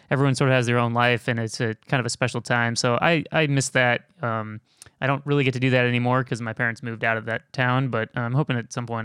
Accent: Chicago, Illinois, United States; Where are you from? Chicago. Chicago.

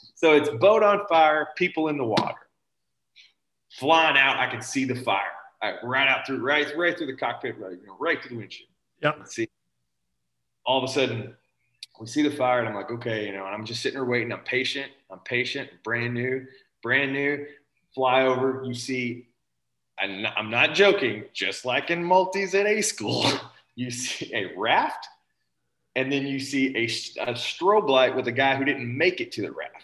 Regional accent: Tennessee, United States; moved away as an adult; I'm from Tennessee.

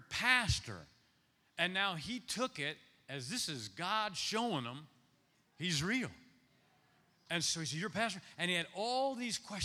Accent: Ohio, United States; now in Nashville, United States; I'm Ohio, born and raised in Ohio

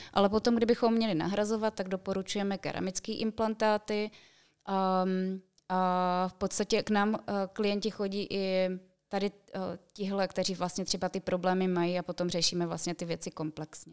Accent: Czechia; u nás v Čechách

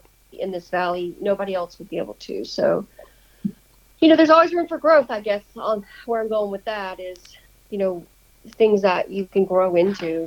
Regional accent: the South, United States; moved away; I'm from the South

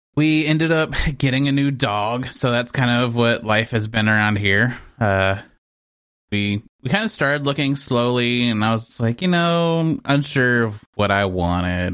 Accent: Texas, United States; moved away; I'm from Texas

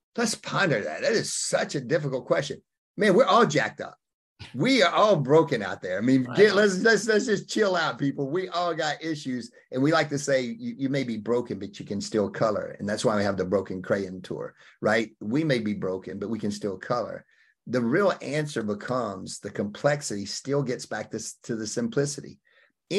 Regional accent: Opp, Alabama, United States; I came out of Op, Alabama

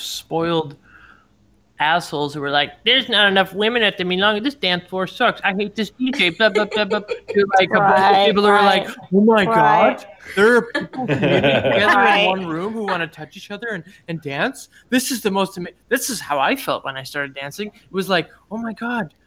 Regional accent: Cleveland, Ohio, United States; now in New York City, United States; I'm from Cleveland

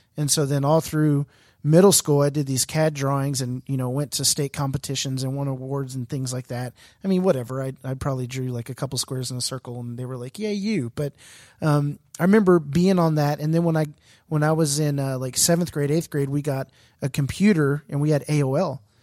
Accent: Houston, Texas, United States; I'm from Houston

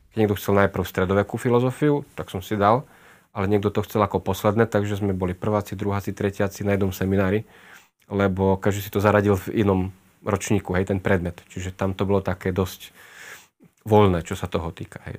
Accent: Košice, Košice Region, Slovakia; som rodený Košičan, ako už odznelo. Tam som prežil celé detstvo, aj väčšinu mladosti.

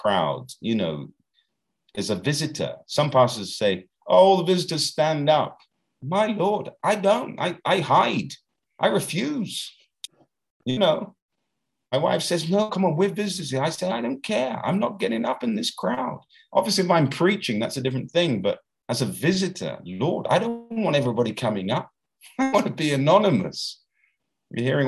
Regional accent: United Kingdom; now in Brazil; here in Brazil, I'm British

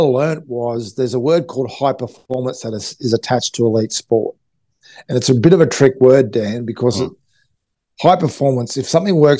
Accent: Townsville, Queensland, Australia; I grew up in Townsville, up in North Queensland

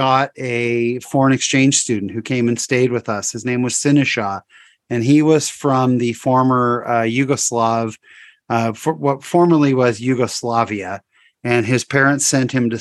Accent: San Jose, California, United States; also born or lived in Fullerton, California; we moved to San Jose, California

